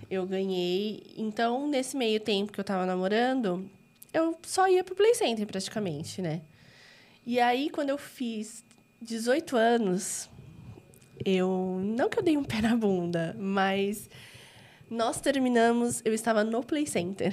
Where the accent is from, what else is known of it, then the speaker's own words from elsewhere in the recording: Diadema, São Paulo, Brazil; also born or lived in São Bernardo do Campo; eu nasci em São Paulo, mas eu morei desde pequena em Diadema.